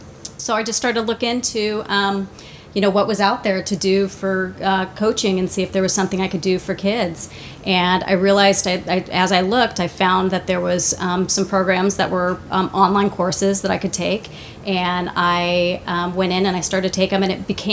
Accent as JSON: {"language": "English", "town": "La Jolla", "region": "California", "country": "United States", "tie": "born or raised there", "said": "I'm from La Jolla. I grew up in La Jolla"}